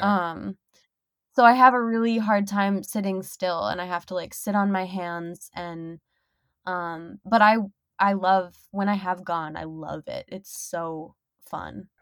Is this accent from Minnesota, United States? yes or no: yes; Minnesota, United States; moved away as an adult; now in Detroit, United States; I'm from Minnesota